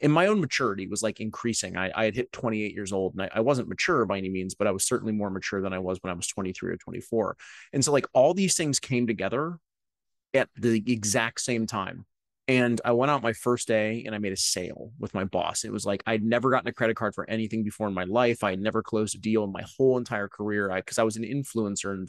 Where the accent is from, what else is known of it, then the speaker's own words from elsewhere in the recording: Cleveland, Ohio, United States; I grew up in Cleveland, Ohio, in a suburb of Cleveland